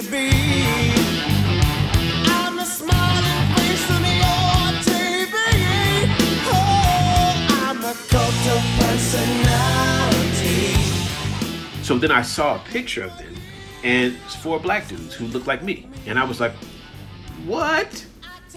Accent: Chesapeake, Virginia, United States; as a young black kid growing up in Chesapeake

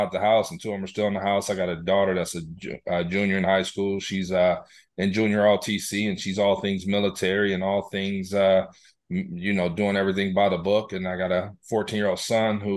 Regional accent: Columbus, Ohio, United States; also born or lived in Greensboro, North Carolina; I hail from Columbus, Ohio

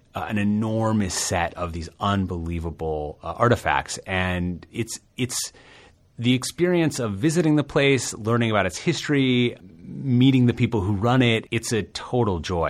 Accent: New York, United States; as a New Yorker

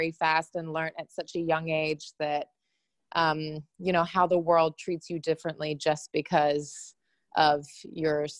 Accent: Hong Kong; I grew up in Hong Kong, and I grew up as I was the fat kid in the class

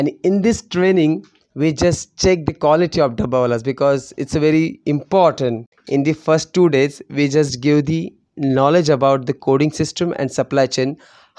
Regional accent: India; we are Indian and we like home-cooked food

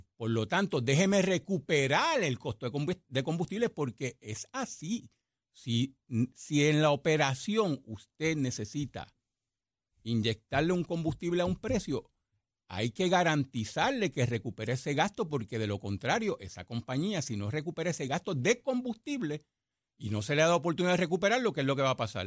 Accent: Puerto Rico; soy el producto de University Garden High School.

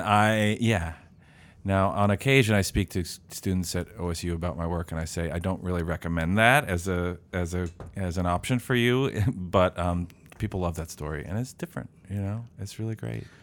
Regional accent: St. Louis, Missouri, United States; moved away as an adult; also born or lived in Illinois; now in Columbus, United States; I'm from Saint Louis, Missouri

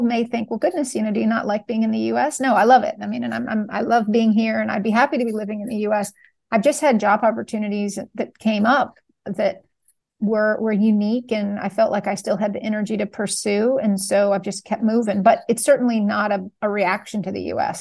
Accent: New York, United States; I'm from New York

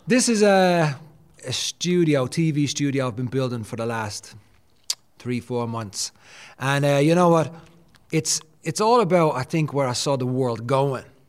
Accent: Dublin, Leinster, Ireland; Born and raised in Dublin.

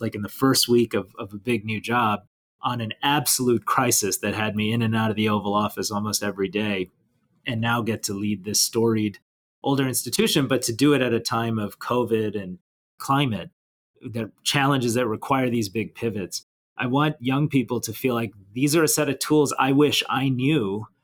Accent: Detroit, Michigan, United States; I grew up around Detroit, Michigan

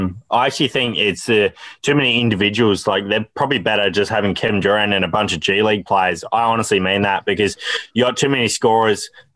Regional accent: Adelaide, South Australia, Australia; my hometown, the Adelaide 36ers.

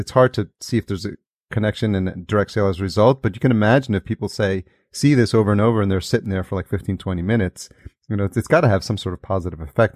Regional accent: Yonkers, New York, United States; now in California, United States; I grew up in Yonkers, which is just outside

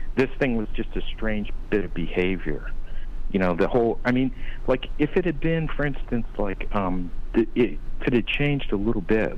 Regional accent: Ohio, United States; also born or lived in Arizona; now in Las Vegas, United States; I grew up in Ohio

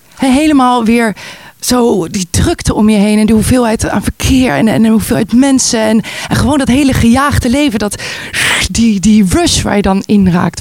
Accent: Voorburg, South Holland, Netherlands; moved away as an adult; also born or lived in Amsterdam; Geboren en opgegroeid in Nederland, zoals je kan horen. Eh, in Voorburg

